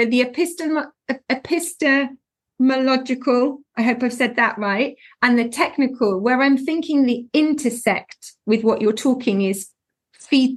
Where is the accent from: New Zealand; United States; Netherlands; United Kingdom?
United Kingdom; England; I'm so English with my pronunciation